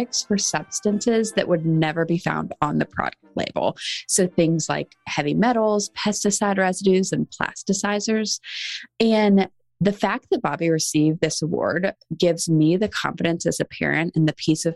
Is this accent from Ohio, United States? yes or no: no; Charleston, South Carolina, United States; now in Nashville, United States; I'm from Charleston, South Carolina originally